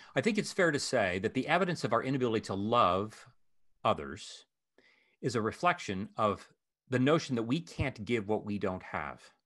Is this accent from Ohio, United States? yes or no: yes; Ohio, United States; moved away; Columbus is the capital of my home state of Ohio.